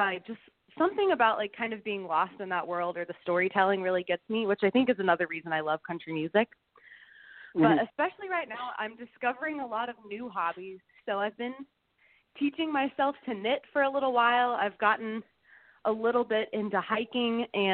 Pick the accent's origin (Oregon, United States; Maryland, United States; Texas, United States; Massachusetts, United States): Texas, United States; Flower Mound; now in Nashville, United States; I grew up in Flower Mound, Texas, which most people haven't heard of, so it's just near Dallas